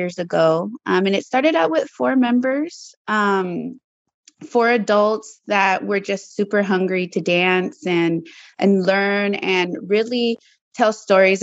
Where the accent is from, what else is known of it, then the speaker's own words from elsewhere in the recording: San Francisco, California, United States; My family is from El Salvador, but I was born and raised in the Mission and Excelsior District of San Francisco.